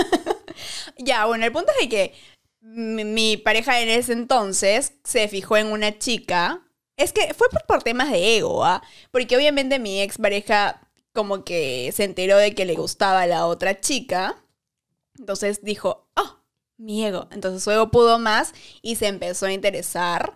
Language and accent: Spanish; Arequipa, Peru; now in Lima, Peru; yo soy de Arequipa. Así que obviamente en Arequipa no, no fui a ninguna discoteca hasta que vine a Lima